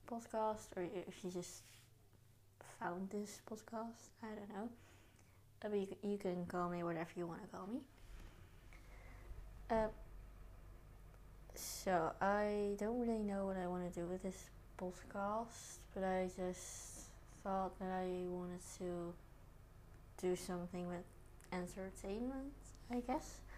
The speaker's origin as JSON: {"language": "English", "country": "Netherlands", "said": "I am from the Netherlands and I'm 14 years old. Um, I am in the eighth grade"}